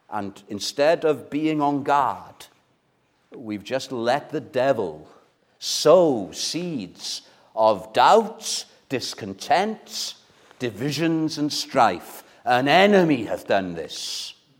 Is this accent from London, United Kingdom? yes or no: no; Wales, United Kingdom; as a Welshman